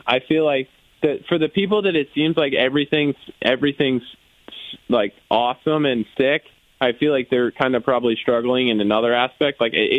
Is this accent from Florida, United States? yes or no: yes; Florida, United States; a few other kids I grew up racing with in Florida